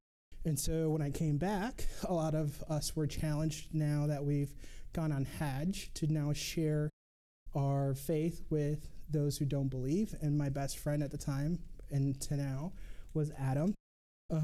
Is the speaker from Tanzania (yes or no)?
no; Mogadishu, Banaadir, Somalia; born there; So I was born right here in the capital, in Mogadishu.